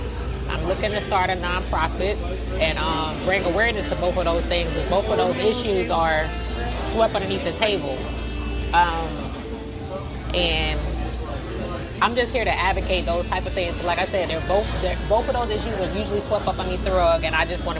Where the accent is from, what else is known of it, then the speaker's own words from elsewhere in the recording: Georgia, United States; born there; I'm 32 years old. I was born in South Georgia. I was born to military parents.